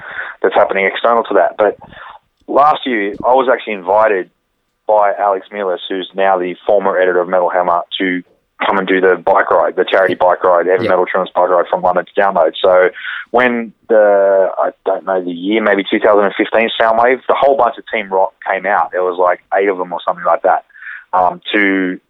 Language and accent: English; Campbelltown, New South Wales, Australia; also born or lived in Dural; I grew up in Campbelltown